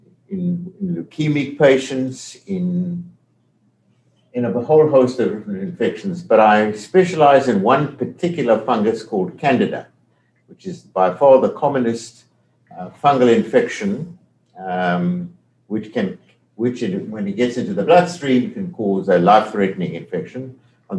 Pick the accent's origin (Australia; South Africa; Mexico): South Africa; accent: South African; moved away as an adult; now in Detroit, United States; My accent is from South Africa. I've never lost that South African accent